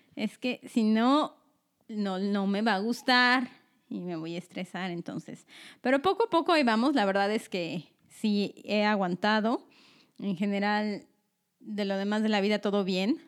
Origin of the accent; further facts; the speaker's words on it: Mexico City, Mexico; now in Omaha, United States; yo me vine a vivir aquí, tengo una hermana, soy de la Ciudad de México